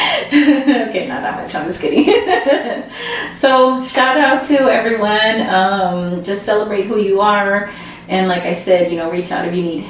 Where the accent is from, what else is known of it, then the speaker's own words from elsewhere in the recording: San Antonio, Texas, United States; first language Spanish; English is a second language; I grew up in San Antonio. I'm a Mexican American. Mm-hmm. But growing up, what happened is, like, my first language was Spanish